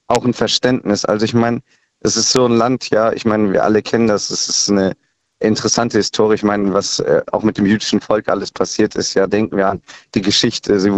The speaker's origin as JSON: {"language": "German", "region": "Rhineland-Palatinate", "country": "Germany", "said": "ich bin äh, 23 Jahre alt und ich komme aus dem Westerwald, also Hermanner Ecke, genau"}